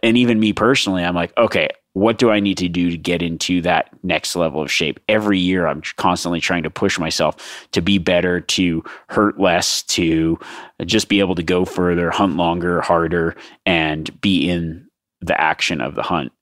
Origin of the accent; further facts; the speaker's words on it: Nevada, United States; my home state of Nevada